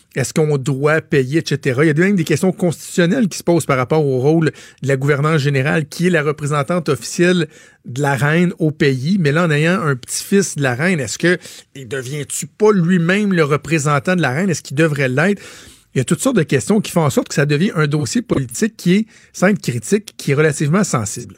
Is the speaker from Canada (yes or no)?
yes; Canada; chez nous au Canada